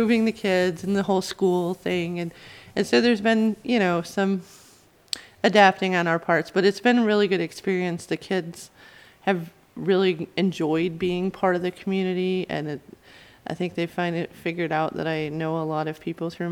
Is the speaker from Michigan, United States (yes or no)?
yes; the Thumb, Michigan, United States; moved away as an adult; also born or lived in North Carolina / Flint, Michigan; now in Albion, United States; I'm actually from the Thumb, but I was born in North Carolina. I was a military baby, but I grew up in the Thumb